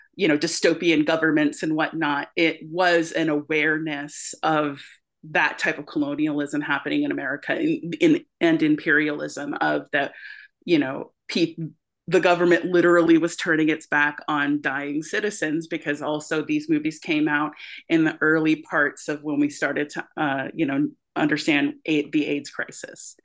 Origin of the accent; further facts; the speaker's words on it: United States; we as American creators